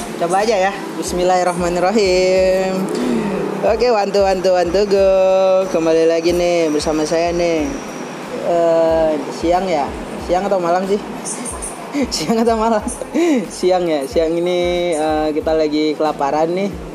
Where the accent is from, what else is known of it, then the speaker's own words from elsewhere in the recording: Aceh, Indonesia; moved away; also born or lived in Cimahi; saya juga berasal dari Aceh